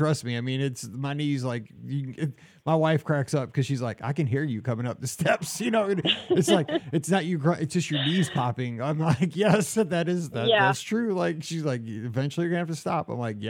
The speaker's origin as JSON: {"language": "English", "town": "Columbia", "region": "Missouri", "country": "United States", "said": "we know Mizzou, like we're practically from Columbia. We know that town."}